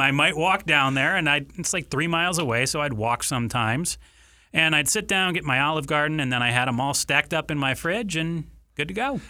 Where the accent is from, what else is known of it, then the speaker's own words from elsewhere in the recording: Ann Arbor, Michigan, United States; now in Arizona, United States; I grew up in Ann Arbor, Michigan